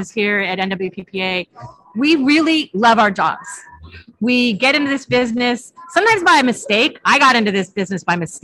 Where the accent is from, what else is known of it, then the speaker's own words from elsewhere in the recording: California, United States; I'm from California